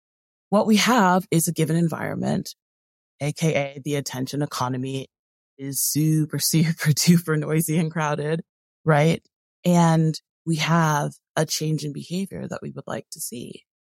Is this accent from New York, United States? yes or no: no; Connecticut, United States; also born or lived in California; So I was born in California, in Southern California. But I was raised in a few different places. I think the place that I lived the longest as a kid was Connecticut, where I'm currently located.